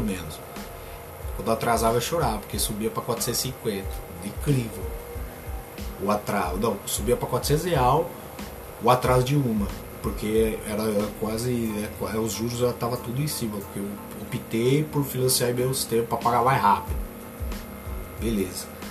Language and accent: Portuguese; Limeira, São Paulo, Brazil; Sou daqui, eu sou lá de Limeira, trabalho na Semapa, eu falo, sou de Limeira